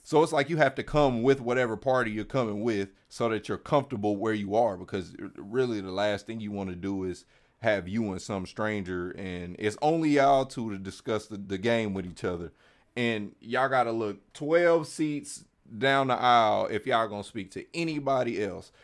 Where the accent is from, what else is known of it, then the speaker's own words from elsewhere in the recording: Kansas City, Missouri, United States; I'm just on the other side of the state. I'm Kansas City